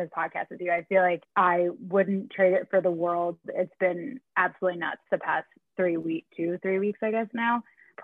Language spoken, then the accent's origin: English; New Jersey, United States; also born or lived in New York City; I'm from New Jersey. I was living in New York City prior to the pandemic, but now I'm home with my fabulous parents.